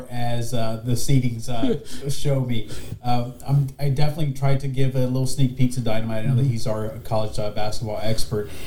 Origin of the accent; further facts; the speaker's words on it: California, United States; I'm from California